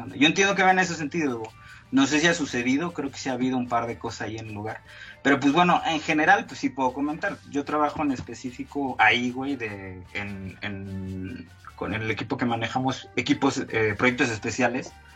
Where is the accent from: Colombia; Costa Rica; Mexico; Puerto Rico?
Mexico; Tuxtla Gutiérrez, Chiapas; moved away; yo como vengo de Tuxtla